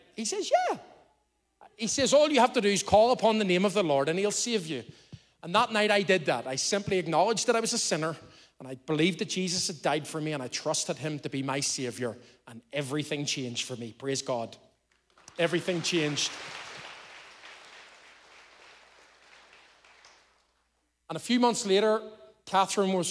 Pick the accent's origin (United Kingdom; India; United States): United Kingdom; Belfast, Northern Ireland; now in Lisburn, United Kingdom; I was brought up in Belfast, and I'm a Belfast boy